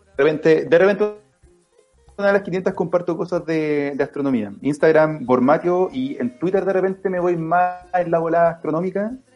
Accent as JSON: {"language": "Spanish", "country": "Chile", "said": "De Chile"}